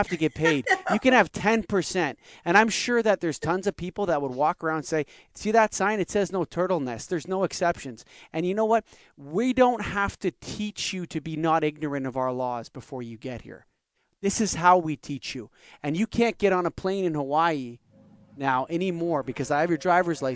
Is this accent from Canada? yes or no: yes; Canada; This is my passport. It says I'm Canadian